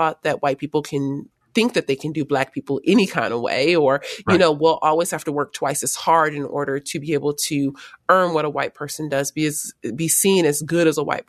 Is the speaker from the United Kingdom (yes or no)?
no; Los Angeles, California, United States; also born or lived in San Fernando Valley; Well, I was born and raised in South Los Angeles, and I was there until I was about 15, 16, and then moved up about 45 minutes north of LA to the San Fernando Valley area.